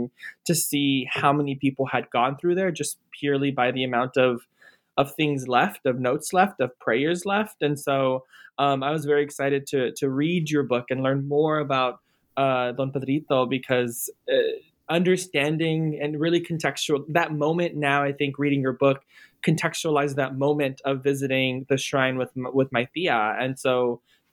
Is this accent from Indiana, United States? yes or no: no; near Corpus Christi, South Texas, United States; I grew up in South Texas near a small town near Corpus Christi